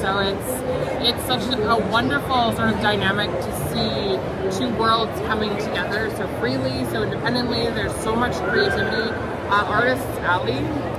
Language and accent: English; Bahrain; moved away; I grew up in Bahrain.